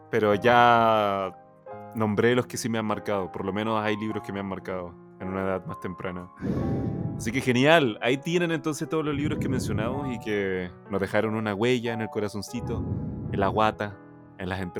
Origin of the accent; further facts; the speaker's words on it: Maipú, Santiago Metropolitan Region, Chile; Sí, yo soy de Maipú, soy de Maipú.